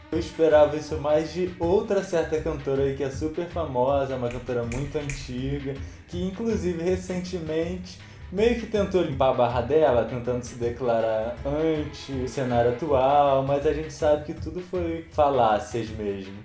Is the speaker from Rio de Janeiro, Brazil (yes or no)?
yes; Rio de Janeiro, Brazil; eu sou do Rio